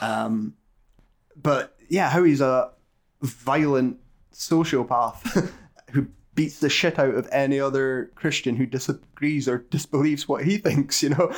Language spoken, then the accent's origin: English; United Kingdom; we're British